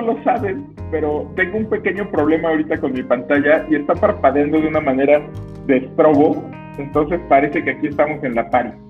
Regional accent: Mexico

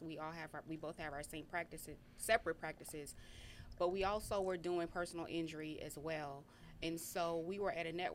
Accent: Detroit, Michigan, United States; now in Texas, United States; I'm from Detroit

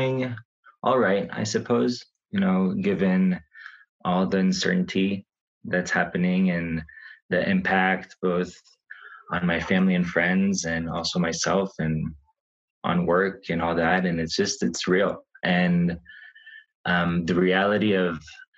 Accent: Israel; moved away as an adult; also born or lived in United States; now in Santa Fe, United States; So I was born in Israel, lived there for most of my life

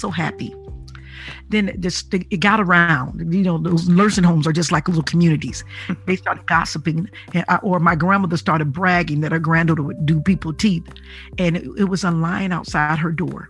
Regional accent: Detroit, Michigan, United States; I'm from Detroit

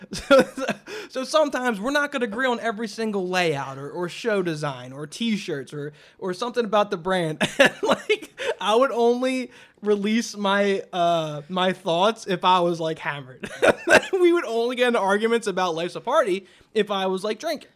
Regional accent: Philadelphia, Pennsylvania, United States; we're from Philadelphia

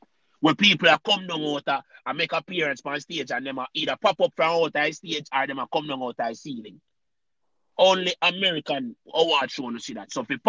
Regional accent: Jamaica; As our Jamaican people that say

